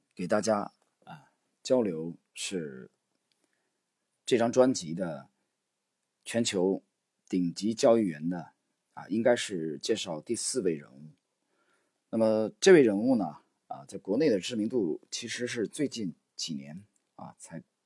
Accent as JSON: {"language": "Chinese", "country": "China", "said": "他是华人啊，我们中国人。"}